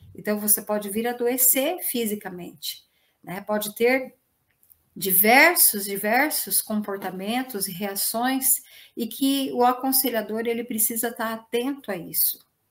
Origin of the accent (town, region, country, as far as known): Brazil